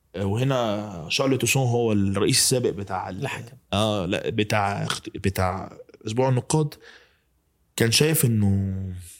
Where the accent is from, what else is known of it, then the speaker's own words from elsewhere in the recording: Egypt; بتاعتنا كمصريين